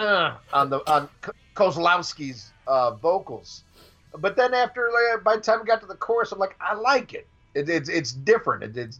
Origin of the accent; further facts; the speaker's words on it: Chicago, Illinois, United States; I grew up around Chicago